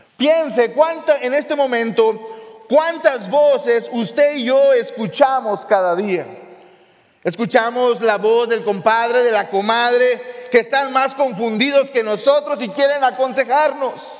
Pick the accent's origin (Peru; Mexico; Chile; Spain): Mexico; the border; en México, en el lugar de donde yo soy, la frontera